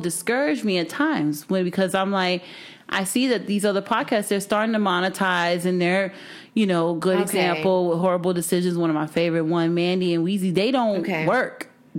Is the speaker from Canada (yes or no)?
no; Miami, Florida, United States; moved away; just listen to morning shows, especially growing up in Miami.